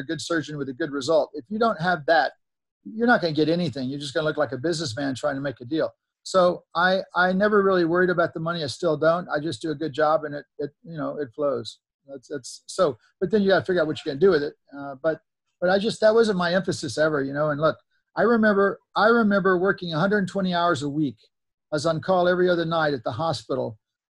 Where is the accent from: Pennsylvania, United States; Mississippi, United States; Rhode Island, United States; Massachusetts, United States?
Mississippi, United States; moved away; also born or lived in Laurel, Mississippi; I came from Mississippi, which is probably the poorest, most least educated state